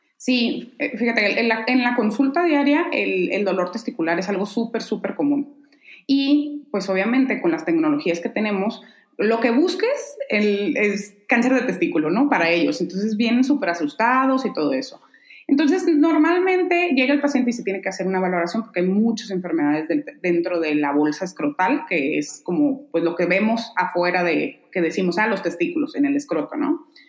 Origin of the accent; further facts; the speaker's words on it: Mexicali, Baja California, Mexico; moved away as an adult; now in Guadalajara, Mexico; me decidí por venirme a Guadalajara a estudiar, yo soy de Mexicali